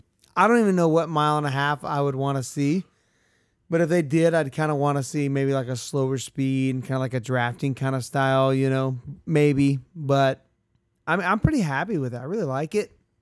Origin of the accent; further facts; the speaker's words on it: Central Florida, United States; we're from Central Florida.